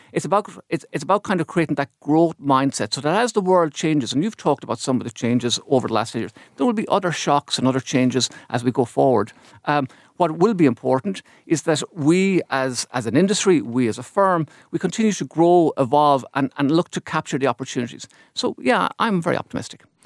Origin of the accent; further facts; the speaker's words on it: Ireland; as an Irish economy, we've managed to to work through those cycles